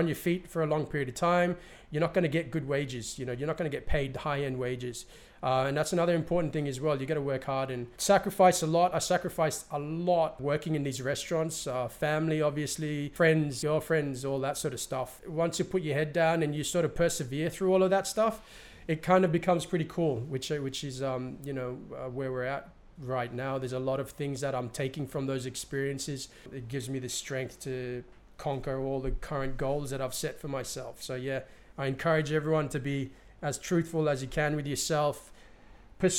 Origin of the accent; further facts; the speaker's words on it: New Ireland, Papua New Guinea; moved away; also born or lived in Sydney, Australia / Hong Kong / London, United Kingdom / East New Britain; I'm from Barakah, New Island province